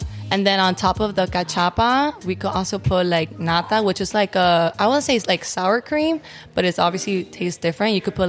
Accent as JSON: {"language": "English", "town": "Miami", "region": "Florida", "country": "United States", "tie": "born or raised there", "accent": "Miami accent", "moved": "as an adult", "lives_now": "Tampa, United States", "said": "I was born and raised in Miami. I come from a Hispanic household. My parents are from Venezuela."}